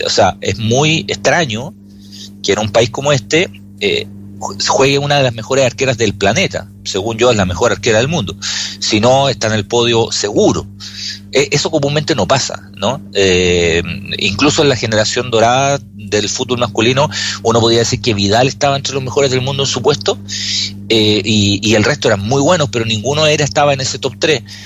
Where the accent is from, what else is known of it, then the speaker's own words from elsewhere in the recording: Chile; nosotros somos chilenos